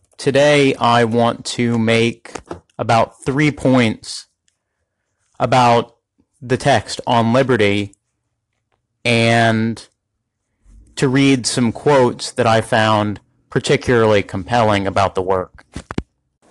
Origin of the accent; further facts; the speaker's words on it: United States; as an American